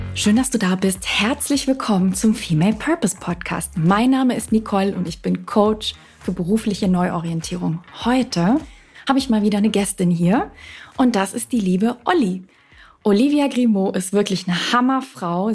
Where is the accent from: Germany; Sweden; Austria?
Sweden; Malmö, Skåne; moved away; in meiner Heimatstadt Malmö im Südschweden